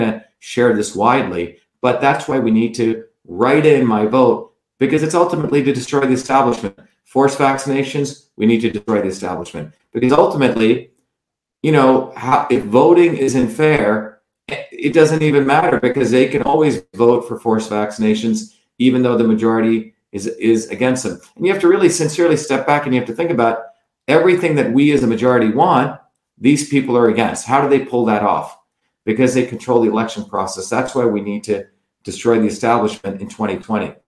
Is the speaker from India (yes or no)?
yes; South India, India; moved away; growing up in India